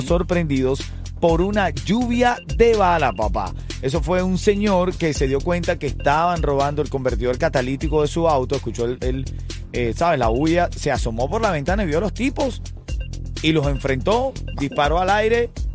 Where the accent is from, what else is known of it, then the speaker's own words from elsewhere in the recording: Venezuela; now in Miami, United States; yo soy venezolano